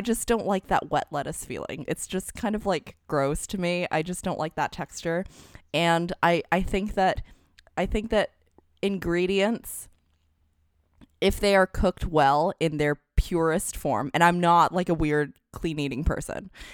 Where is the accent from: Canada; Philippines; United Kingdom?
Canada; Alberta; now in San Francisco Bay Area, United States; I was originally born and raised in Alberta in Canada.